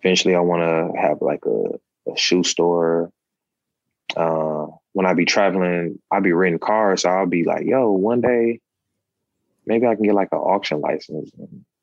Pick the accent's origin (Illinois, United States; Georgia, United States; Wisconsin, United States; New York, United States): Wisconsin, United States; Milwaukee; born or raised there